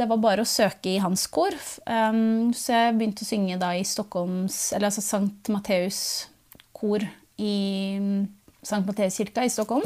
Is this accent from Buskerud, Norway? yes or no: yes; Tranby, Buskerud, Norway; also born or lived in Northern Norway; på ungdomsskolen på Tranby, da, der jeg vokste opp delvis